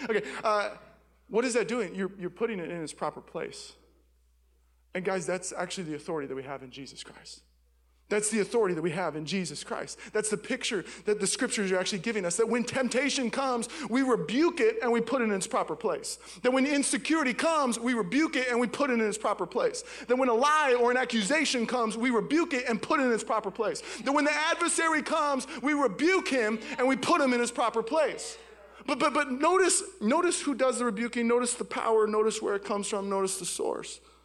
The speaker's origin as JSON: {"language": "English", "town": "Seattle", "region": "Washington", "country": "United States", "said": "I'm from Seattle."}